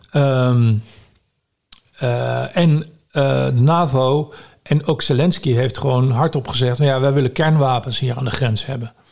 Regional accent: Netherlands; Ik ben natuurlijk hier geboren. Eh, ik ben een Nederlander. Dus ik, ik denk niet dat ik eh, mijn, het land waar ik geboren ben, dat ik die zou verraden.

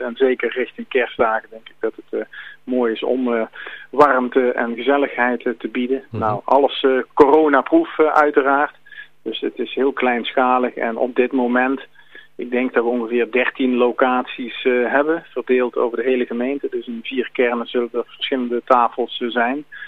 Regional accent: Langenboom, North Brabant, Netherlands; ik kom uit Langeboom

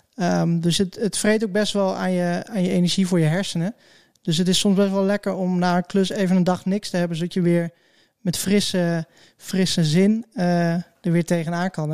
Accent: Hattem, Gelderland, Netherlands; now in Zwolle, Netherlands; ik ben geboren in Hattem en ja, dat is een beetje het, het voorland van Zwolle.

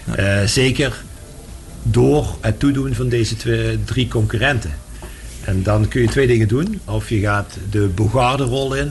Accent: Meerssen, Limburg, Netherlands; also born or lived in Maastricht; Ik kom er wel uit Meersen, maar eh, Maastricht is mijn, mijn centrum.

